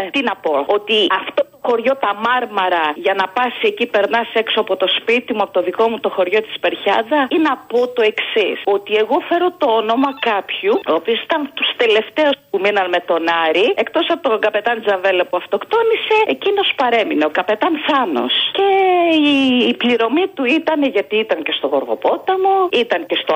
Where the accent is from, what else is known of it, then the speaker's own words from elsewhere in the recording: Glyfada, Attica, Greece; από Γλυφάδα.